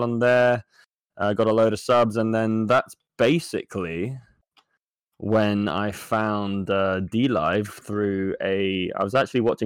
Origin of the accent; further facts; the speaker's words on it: Jersey; I am from a small island called Jersey